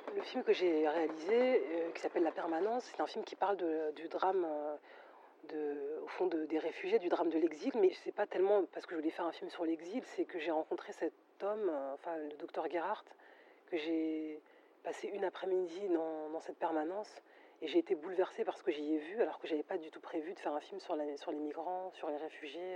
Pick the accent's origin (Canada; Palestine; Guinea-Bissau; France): France; je suis français, je suis né en France